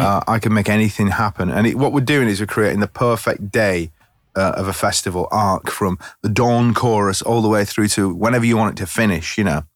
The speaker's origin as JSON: {"language": "English", "town": "Leigh", "region": "North West England", "country": "United Kingdom", "said": "I come from Lee, Lancashire"}